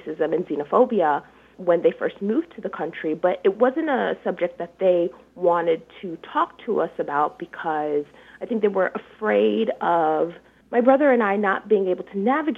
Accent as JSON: {"language": "English", "town": "Detroit", "region": "Michigan", "country": "United States", "tie": "born or raised there", "said": "So I grew up in what is now called Midtown, Detroit"}